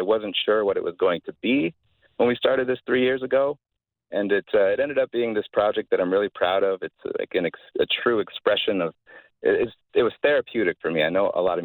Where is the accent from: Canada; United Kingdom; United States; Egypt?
Canada; London, Ontario; We're from London, Ontario